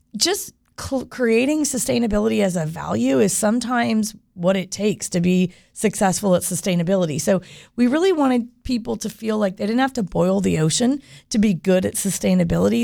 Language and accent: English; Winter Park, Florida, United States; I grew up here, and growing up in Winter Park